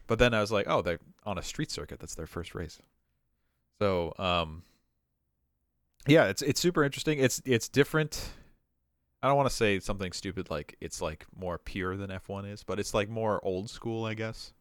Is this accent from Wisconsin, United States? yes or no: yes; Superior, Wisconsin, United States; moved away; I grew up in Superior.